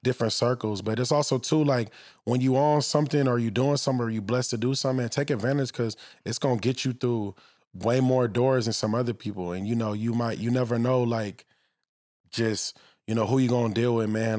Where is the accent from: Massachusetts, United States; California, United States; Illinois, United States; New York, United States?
California, United States; Los Angeles; I grew up in the valley